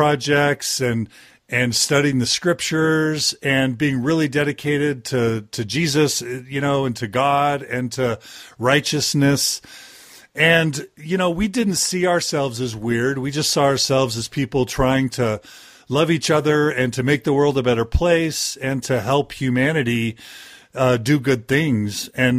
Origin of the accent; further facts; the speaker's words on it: Texas, United States; also born or lived in Dallas / Houston; So I was raised primarily in Texas. I moved there when I was like 2 years old. I lived 5 years in Dallas and 12 years in Houston. So I consider myself a Texan.